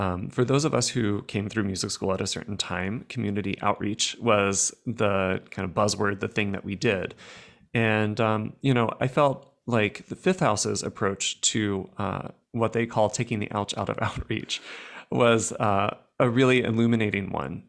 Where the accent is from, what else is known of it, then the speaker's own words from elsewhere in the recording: United States; I'm speaking as an American